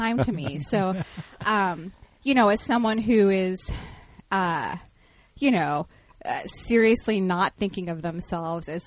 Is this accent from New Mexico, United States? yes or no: no; Houston, Texas, United States; now in Portland, United States; growing up in Texas or whatever in the 90s